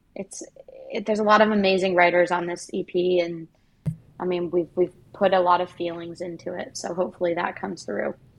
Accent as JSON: {"language": "English", "country": "Canada", "said": "legally as a Canadian"}